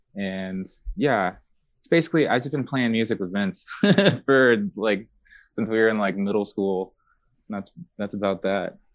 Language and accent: English; San Pedro, California, United States; also born or lived in Long Beach; I actually grew up in San Pedro for most of my life